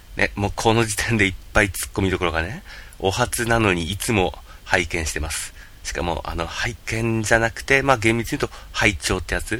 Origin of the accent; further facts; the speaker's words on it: Yamagata, Japan; 私、山形生まれ、山形育ち